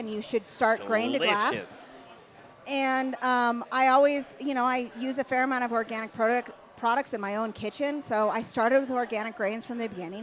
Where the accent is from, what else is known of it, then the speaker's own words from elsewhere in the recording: Southwest, United States; now in Colorado, United States; I'm from the Southwest